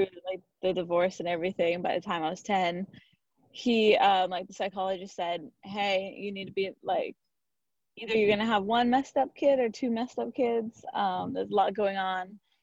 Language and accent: English; Santa Barbara, California, United States; I grew up in Santa Barbara, one of five kids